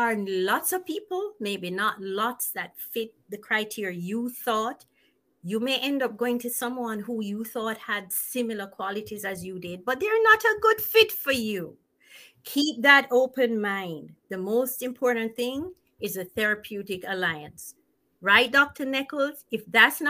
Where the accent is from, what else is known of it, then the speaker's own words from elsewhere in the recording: Jamaica; moved away; I'm from Jamaica